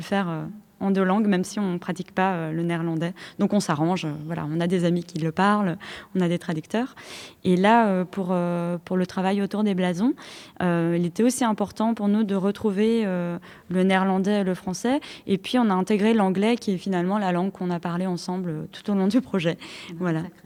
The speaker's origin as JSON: {"language": "French", "country": "Switzerland", "moved": "as an adult", "lives_now": "Brussels, Belgium", "said": "je suis suisse"}